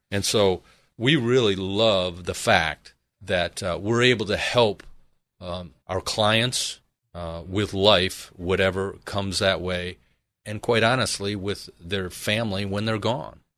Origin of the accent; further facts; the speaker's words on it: Michigan, United States; now in Arizona, United States; originally I am from Michigan, proudly